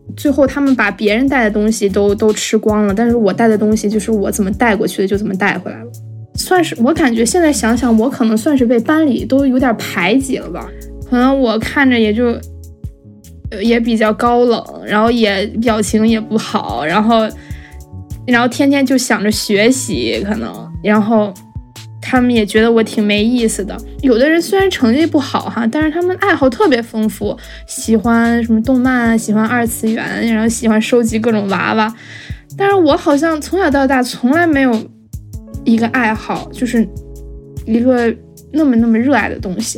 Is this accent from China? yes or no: yes; Beijing, China; 二零零一年出生的，今年二十，我从小在海淀长大